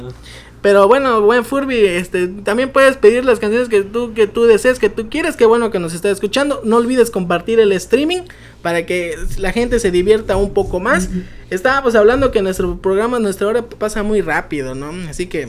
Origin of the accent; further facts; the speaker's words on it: Chiapas, Mexico; los chapanecos, si somos fanáticos al pozol